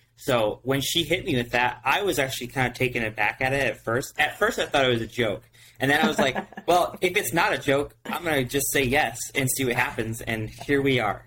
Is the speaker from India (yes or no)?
no; Ohio, United States; we're from Ohio